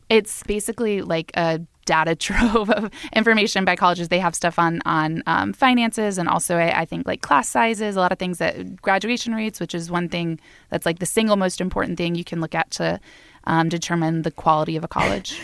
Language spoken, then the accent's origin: English; Florida, United States; I grew up in Florida